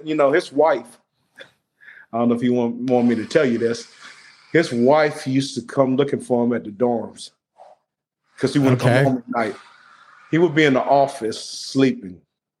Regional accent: Beaumont, Texas, United States; also born or lived in Green Bay, Wisconsin; I grew up in Beaumont, Texas, East Texas, between Houston and Louisiana. I went to Beaumont Westbrook

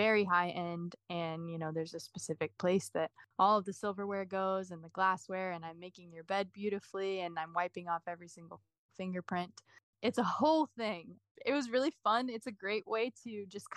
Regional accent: Willis, Texas, United States; moved away as an adult; also born or lived in Dallas, Texas; now in Nashville, United States; I'm from a small town called Willis, Texas, and that's an hour north of Houston. So that's where I grew up.

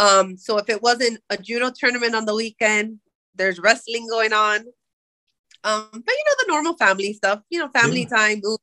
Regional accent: Florida, United States; But we're originally from the East Coast, where he did judo for Carroll City, and so near the Miami area.

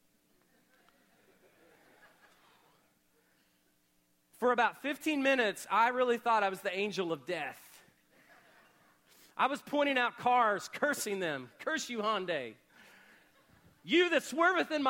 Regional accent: Oklahoma, United States; Growing up in Oklahoma

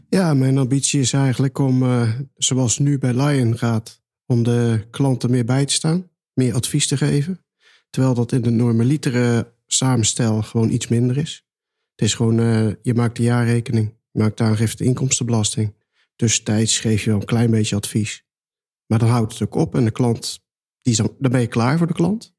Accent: North Brabant, Netherlands; moved away as an adult; also born or lived in Rijswijk / The Hague; Ja, ik kom uit Brabant

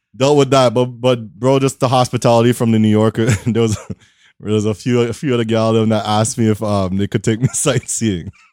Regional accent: Toronto, Ontario, Canada; I'm in, I'm from Toronto

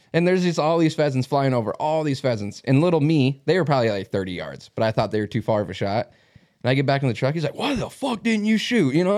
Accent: Mitchell, South Dakota, United States; moved away; this is obviously my hometown

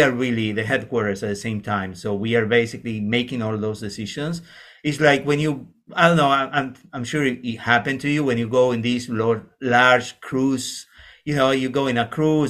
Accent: Argentina; moved away as an adult; now in Canada; I'm coming from Argentina.

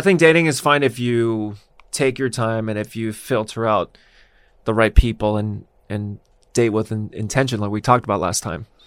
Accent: Los Angeles, California, United States; I grew up here

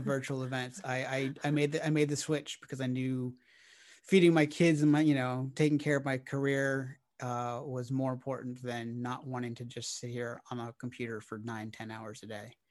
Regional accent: Orlando, Florida, United States; now in Nashville, United States; I'm originally from Orlando, Florida

